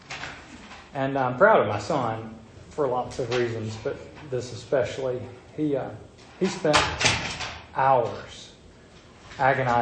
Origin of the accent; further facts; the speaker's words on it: the South, United States; accent: southern; my southern accent